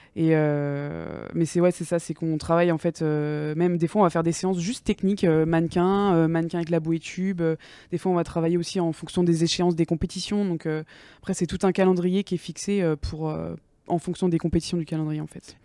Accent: Angers, Pays de la Loire, France; moi du coup je viens de Angers de base, donc mhm. euh, un, petit, un petit village à côté d'Angers

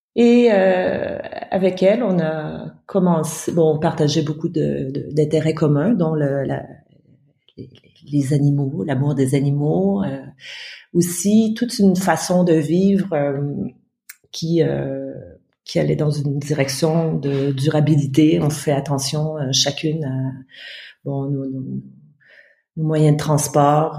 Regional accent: Ottawa, Ontario, Canada; moved away; also born or lived in Mauritania / France; je suis née au Canada, à Ottawa, la capitale du Canada

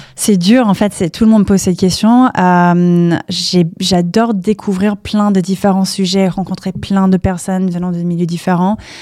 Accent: Palo Alto, California, United States; French is a second language; moved away as an adult; now in Paris, France; j'ai grandi aux US, j'ai grandi à Palo Alto

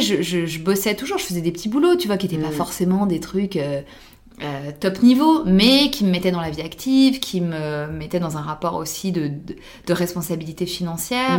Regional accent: France; also born or lived in New York; en tant que française

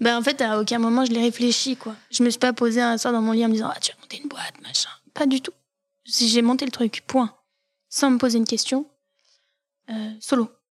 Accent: Saint-Étienne, Auvergne-Rhône-Alpes, France; also born or lived in Valence / Lyon; je suis stéphanoise. Je suis née à l'hôpital Nord comme beaucoup de Stéphanois. Euh, ma famille vient de l'ouest de la France. Euh, mes deux parents sont originaires du Maine-et-Loire. Et moi, je suis née à Saint-Étienne. J'ai grandi à Saint-Étienne

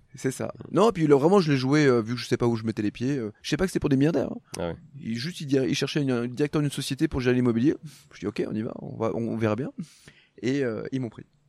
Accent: Haute-Savoie, Auvergne-Rhône-Alpes, France; moved away as an adult; also born or lived in Loire; now in near Aix-en-Provence, France; je suis né dans la Loire, mais je suis pas resté longtemps. Hein. J'ai grandi en Haute-Savoie.

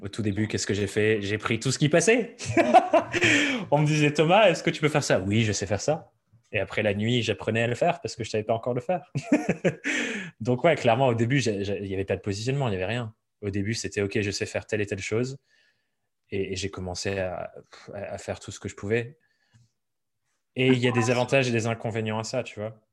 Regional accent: Dordogne, Nouvelle-Aquitaine, France; moved away as an adult; also born or lived in Paris; j'ai grandi en Dordogne

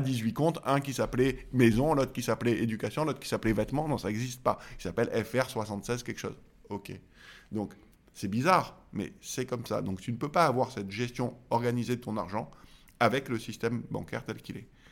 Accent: Marseille, Provence-Alpes-Côte d'Azur, France; je suis Marseillais

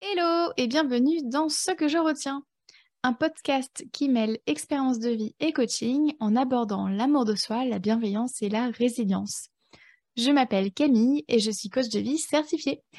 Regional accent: France; moved away as an adult; also born or lived in Berlin, Germany / Canada; now in Ireland; je suis née en France et j'y ai vécu pendant 20 ans.

